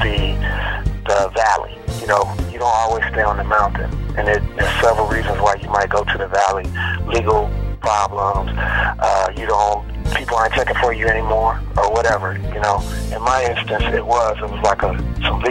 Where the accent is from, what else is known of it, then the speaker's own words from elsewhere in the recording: Chicago, Illinois, United States; now in Houston, United States; I'm from Chicago originally, the west side of Chicago, and I grew up in the, choirs in my church